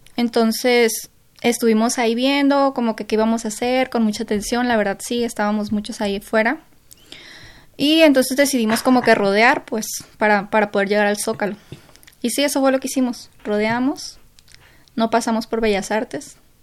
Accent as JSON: {"language": "Spanish", "region": "Sinaloa", "country": "Mexico", "moved": "yes", "lives_now": "Mexico City, Mexico", "said": "mi grupo de amigos somos cinco aquí en, México, que los cinco somos de Sinaloa"}